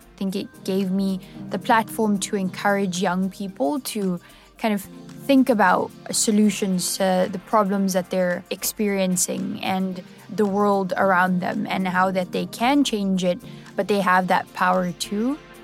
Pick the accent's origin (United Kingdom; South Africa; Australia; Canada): South Africa; I'm originally from South Africa